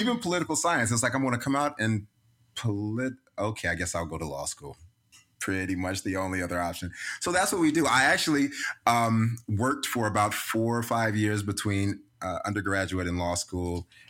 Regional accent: the South, United States; I'm from the South, as Jennifer mentioned.

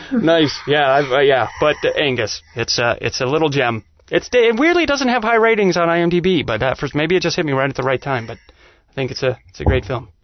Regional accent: Utah, United States; now in Georgia, United States; I grew up in Utah, and my dad was a musician

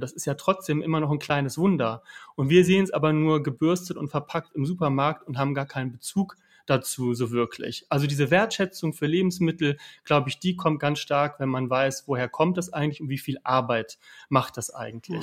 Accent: Hanover, Lower Saxony, Germany; Ich komme aus Niedersachsen, Hannover, äh, protestantisch geprägt

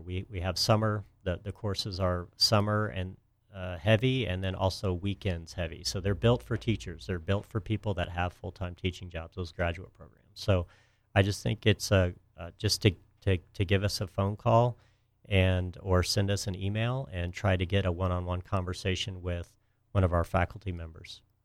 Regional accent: Houston, Texas, United States; moved away as an adult; also born or lived in Miami, Florida; I grew up in Texas near uh, Houston

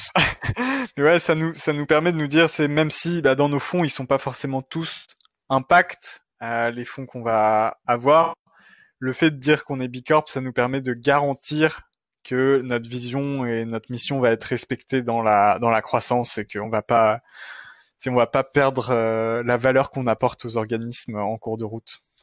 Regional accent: France; moved away as an adult; also born or lived in Montreal, Canada; now in Quebec, Canada; je suis français. Ce n'est pas un accent euh, québécois

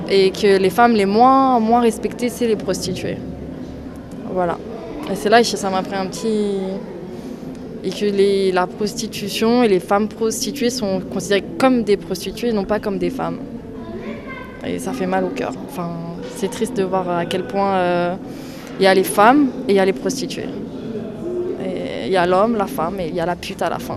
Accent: France; parce que déjà, je suis blanche, je suis française, donc j'ai toutes les caractéristiques pour, pas, pour être favorisée.

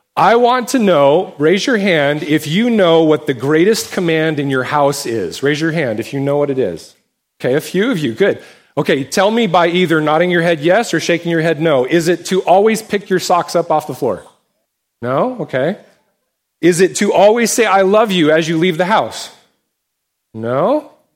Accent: United States; us as American Christians

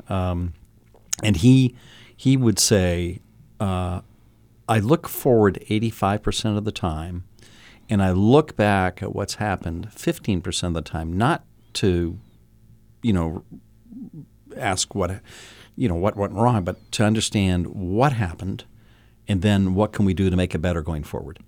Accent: Milford, New Hampshire, United States; moved away as an adult; now in Las Vegas, United States; I grew up in Milford

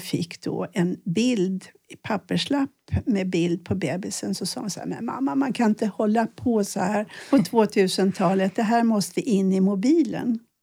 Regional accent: Sweden; jag född i ett land där man ändå inte blir skjuten om man misslyckas. Vi är rätt så trygga här

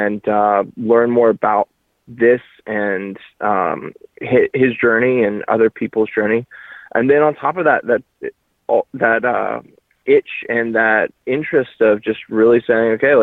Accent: Tallahassee, Florida, United States; moved away; my hometown in Tallahassee

